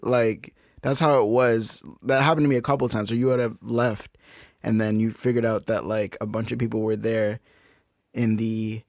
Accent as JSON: {"language": "English", "region": "New England", "country": "United States", "said": "I'm from New England. We don't talk about the Giants."}